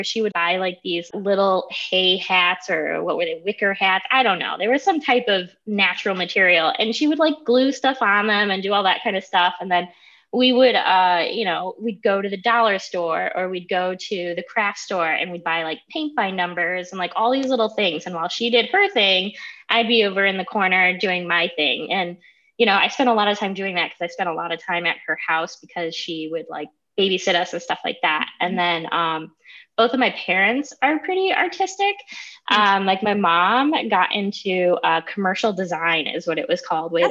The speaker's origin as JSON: {"language": "English", "town": "Toledo", "region": "Ohio", "country": "United States", "tie": "born or raised there", "also_born_or_lived": "Holland, Ohio", "said": "I'm from the Toledo area. I actually grew up in Springfield Township, and I lived in a little place like that was Holland."}